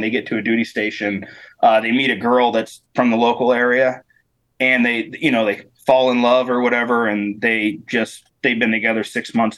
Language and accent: English; Northeastern Pennsylvania, United States; moved away as an adult; also born or lived in Germany / Alaska; I grew up in Northeast PA